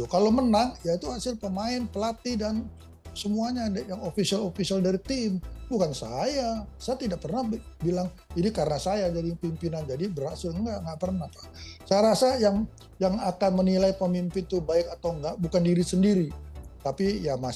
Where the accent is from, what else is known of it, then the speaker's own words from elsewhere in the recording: West Java, Indonesia; Saya juga orang Sunda, nggak pernah ngurus Persib gitu loh Mbak.